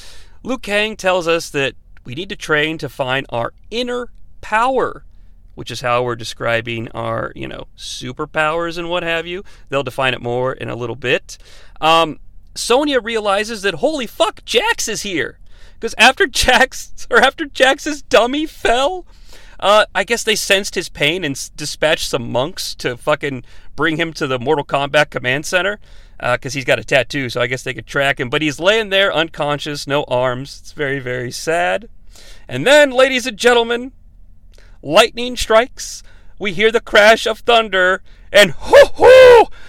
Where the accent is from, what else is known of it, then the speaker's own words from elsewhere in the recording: Canada; I'm doing a very strange accent, by the way, even though I'm from Canada.